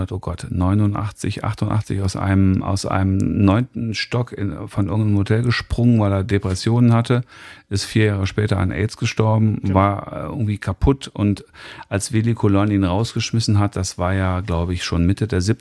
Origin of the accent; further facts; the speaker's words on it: United States; German is a second language; Konnte ich ja nicht, ich, ich als Amerikaner kann ich ja nicht ich sagen.